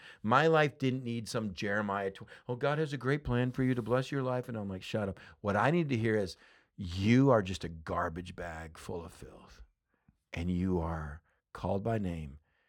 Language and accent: English; Texas, United States; So growing up in West Texas